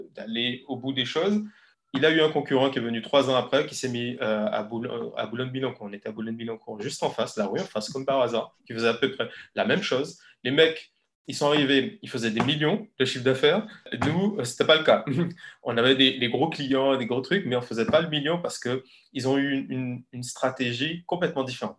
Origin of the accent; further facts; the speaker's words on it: Guadeloupe; moved away as an adult; also born or lived in Paris / Lille; j'ai grandi en Guadeloupe. J'ai eu euh, voilà, mon, bac en Guadeloupe.